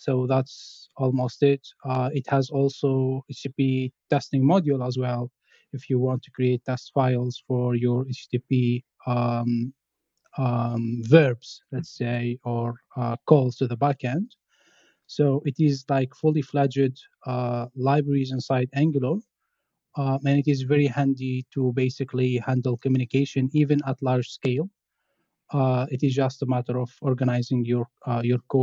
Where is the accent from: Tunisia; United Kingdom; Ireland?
Tunisia; now in France; I'm from Tunisia. I'm working as a software engineer at Hilti Group in France.